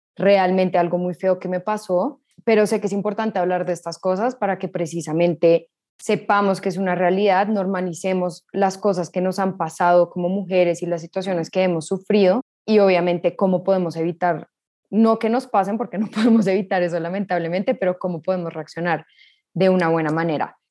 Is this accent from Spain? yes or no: no; Colombia; somos colombianos.